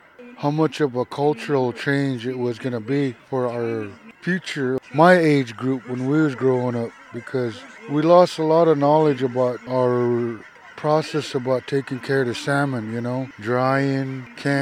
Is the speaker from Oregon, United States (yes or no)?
yes; Celilo, Oregon, United States; Growing up in Celilo